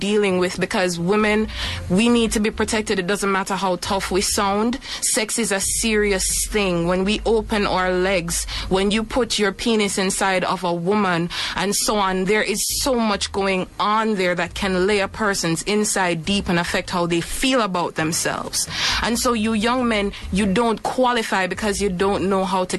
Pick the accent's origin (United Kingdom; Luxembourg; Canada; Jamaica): Jamaica; Growing up in Jamaican culture